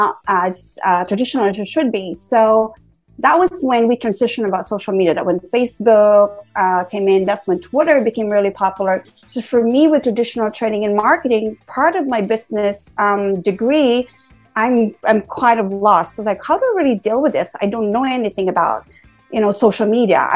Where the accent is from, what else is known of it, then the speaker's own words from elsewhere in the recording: Bacolod, Western Visayas, Philippines; moved away as an adult; also born or lived in Manila, Philippines / Colombo, Sri Lanka; now in San Francisco, United States; I'm actually Filipino. And I graduated from University of St. La Salle in Bacolod, Simon Ilonga